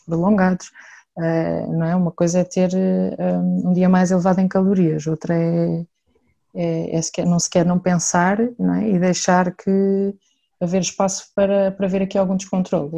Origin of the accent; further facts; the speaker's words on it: Santarém, Santarém District, Portugal; sou de Santarém